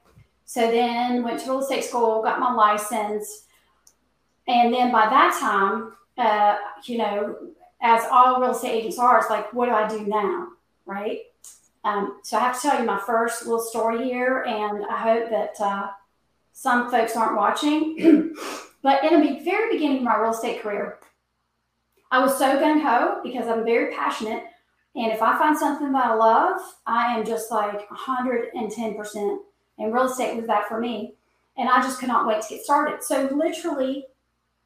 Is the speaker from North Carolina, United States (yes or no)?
yes; North Carolina, United States; born and bred right here in North Carolina